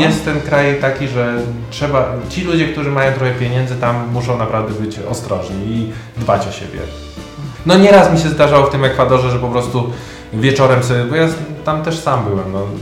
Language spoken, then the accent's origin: Polish; Poland; jako Polak